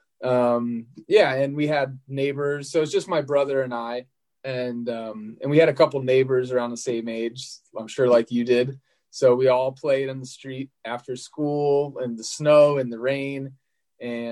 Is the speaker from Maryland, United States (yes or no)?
yes; Annapolis, Maryland, United States; now in Sacramento, United States; I grew up in Annapolis, Maryland, which is a few hours south of New York